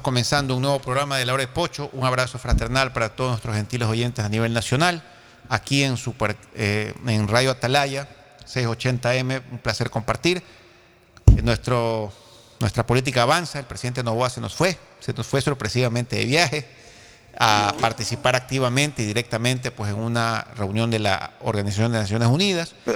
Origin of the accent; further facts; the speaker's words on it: Ecuador; nosotros como ecuatorianos